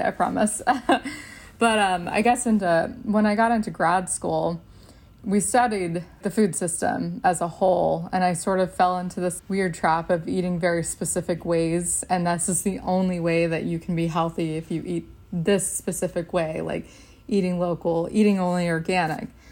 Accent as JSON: {"language": "English", "region": "Texas", "country": "United States", "tie": "born or raised there", "said": "I grew up in Texas"}